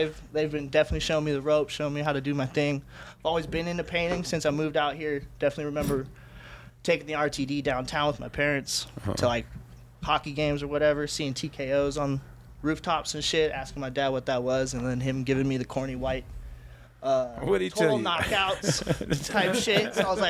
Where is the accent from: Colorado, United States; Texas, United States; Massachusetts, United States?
Colorado, United States; Denver; also born or lived in Phoenix, Arizona; Just family brought me out here. Growing up as a kid, I consider myself Colorado because I've been raised here since second grade, been here. So, yeah, damn near my home.